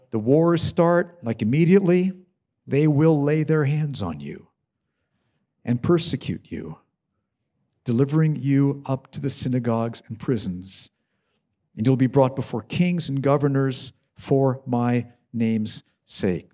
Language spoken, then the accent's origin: English; United States; I love my home country, the U S.